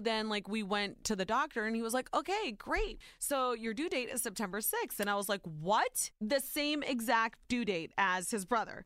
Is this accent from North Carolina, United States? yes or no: no; Ohio, United States; born or raised there